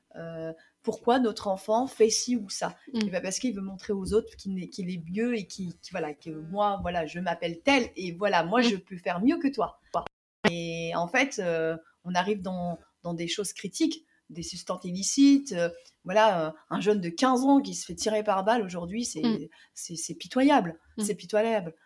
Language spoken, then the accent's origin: French; Algeria; moi en tant que algérienne